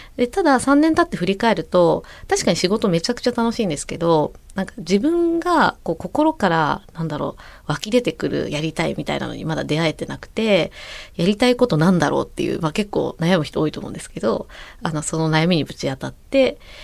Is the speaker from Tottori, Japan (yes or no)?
no; Sagamihara, Kanagawa, Japan; born or raised there